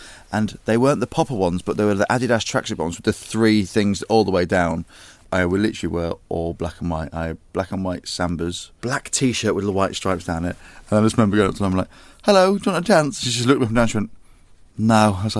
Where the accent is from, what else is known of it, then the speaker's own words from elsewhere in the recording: Merthyr Tydfil, Wales, United Kingdom; born there; accent: Welsh; also born or lived in Grimsby / Carmarthen; It's a proper Welsh accent, that's where I'm from, isn't it? I was born in Merthyr, and then I obviously spent a lot of time in Grimsby, but then I went back to Carmarthen.